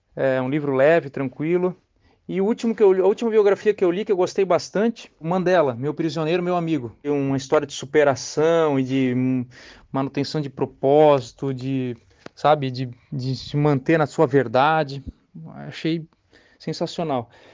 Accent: Brazil

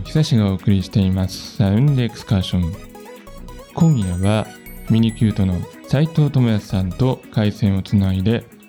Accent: Nagoya, Aichi, Japan; now in Matsumoto, Japan; 名古屋出身で今住んでる松本なんですけど

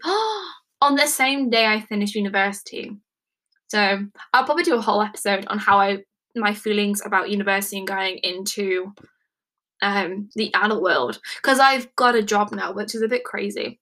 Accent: England, United Kingdom; I am from England, United Kingdom

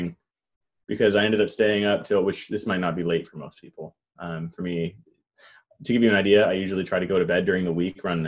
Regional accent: Northern California, United States; also born or lived in San Jose, California / Sacramento, California; I've only lived in California. Only Northern California as well

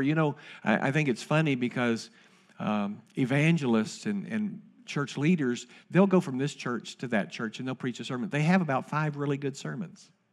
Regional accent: Winchester, Kentucky, United States; Terry and I grew up together in Winchester, Kentucky

